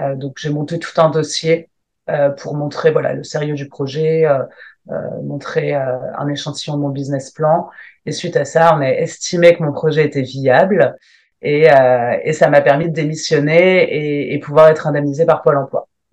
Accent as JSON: {"language": "French", "town": "Lille", "region": "Hauts-de-France", "country": "France", "said": "je viens de Lille"}